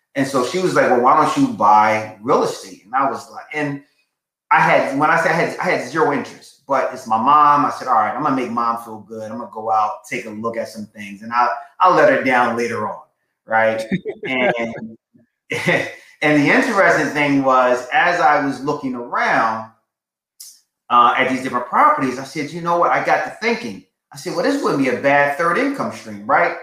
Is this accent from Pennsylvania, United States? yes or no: yes; Philadelphia, Pennsylvania, United States; I'm a Philly guy. Uh, I was raised in Southwest Philly.